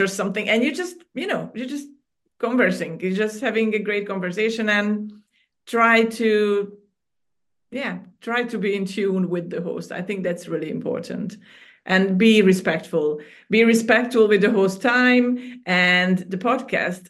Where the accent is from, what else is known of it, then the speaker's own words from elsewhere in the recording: Hungary; moved away as an adult; now in Cyprus; I was born and raised in Hungary, and I moved to Cyprus about 13 years ago